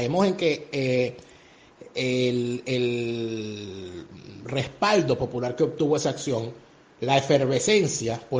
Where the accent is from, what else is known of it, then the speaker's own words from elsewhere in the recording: Venezuela; moved away; Yo desde que salí de Venezuela, desde que escapé de Venezuela, he sentido como un compromiso hacer lo que llaman los judíos Hashbara